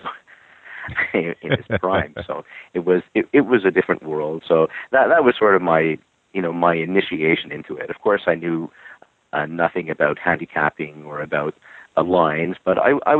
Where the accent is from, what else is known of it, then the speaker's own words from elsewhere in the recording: Montreal, Quebec, Canada; I'm from Montreal, Quebec, Canada, and I'm born, raised, and lived here pretty much all my life